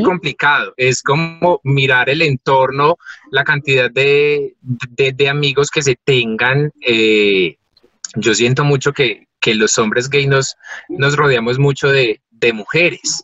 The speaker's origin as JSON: {"language": "Spanish", "area": "Paisa", "region": "Antioquia", "country": "Colombia", "said": "somos una familia paisa muy arraigada"}